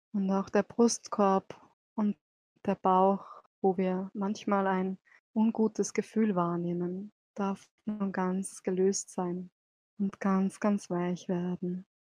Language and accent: German; Salzburg, Austria; bin auch aus Salzburg